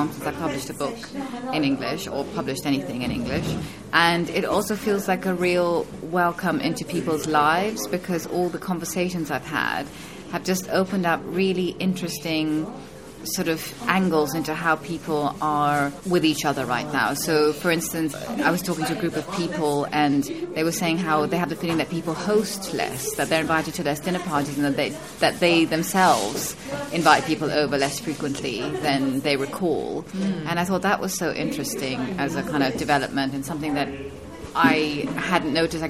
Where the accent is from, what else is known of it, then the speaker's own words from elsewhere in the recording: Kenya; also born or lived in United Kingdom; now in Berlin, Germany; born in the UK, Indian family roots, growing up in Kenya, moving to Berlin